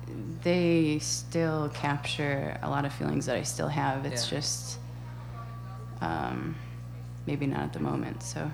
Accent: Mount Horeb, Wisconsin, United States; also born or lived in Las Vegas / Pennsylvania / Norway / Verona; I'm from, for the most part, I'm from Mount Horeb. Before that, I kind of moved around a lot because my dad was in the military.

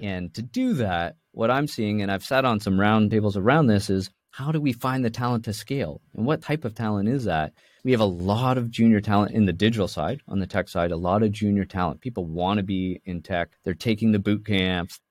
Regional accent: Toronto, Ontario, Canada; now in Vancouver, Canada; I was born and raised in the Toronto side of Canada

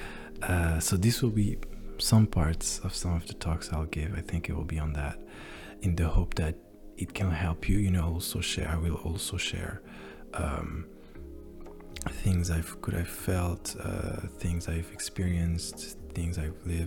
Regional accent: France; English is a second language; even though I was born in France. I always lived my whole life in France

